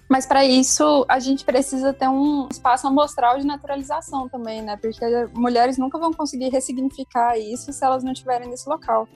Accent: Goiás, Brazil; eu sou goiana

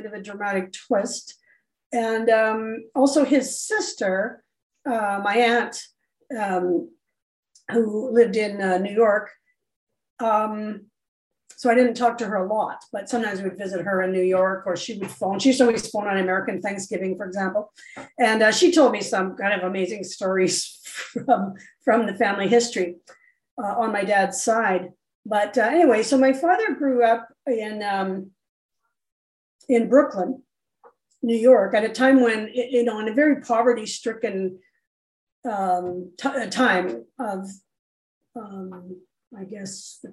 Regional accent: Canada; we're Canadian now

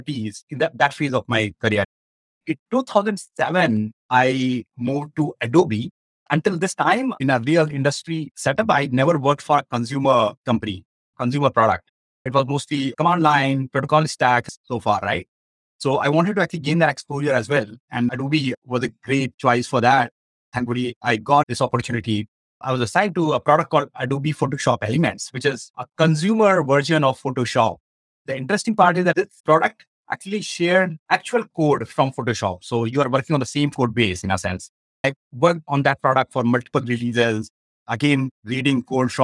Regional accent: northern India, India; moved away; I come from India and I was born and brought up in northern part of India

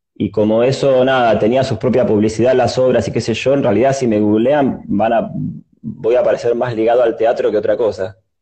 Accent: Buenos Aires, Argentina; also born or lived in Mar del Plata; nací acá en Buenos Aires, pero pasé algunos años de mi primera infancia en Mar del Plata.

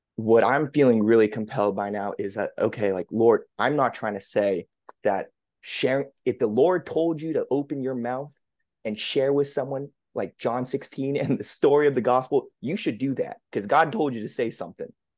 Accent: New England, United States; born and raised in the New England area

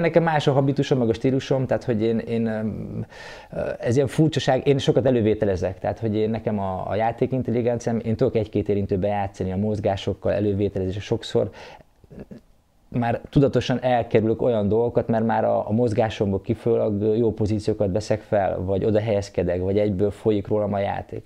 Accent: Zalaegerszeg, Zala, Hungary; én ugye Egerszegen születtem, egerszegi srác voltam

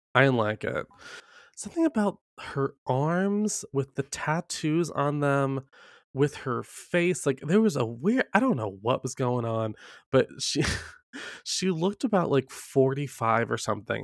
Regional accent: the South, United States; I grew up in the South

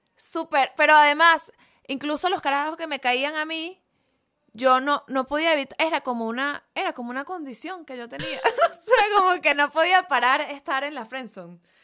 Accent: Venezuela; yo soy de Venezuela

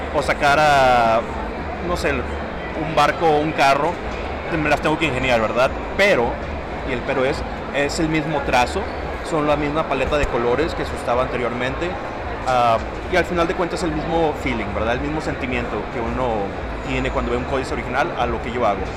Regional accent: San Antonio, Texas, United States; soy de San Antonio, Texas

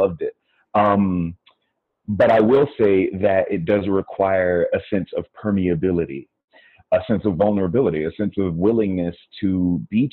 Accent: United States; first language English; also born or lived in Colombia / Brazil; I am Black American

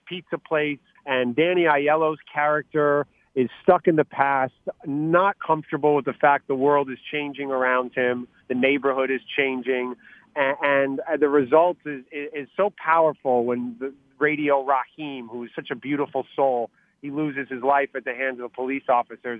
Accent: New York, United States; as a New Yorker

